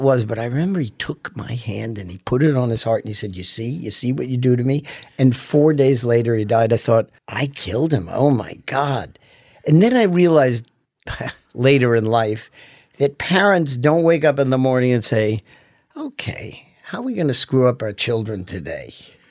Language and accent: English; Manhattan, New York, United States; born there; also born or lived in Teaneck, United States; I was born in Manhattan.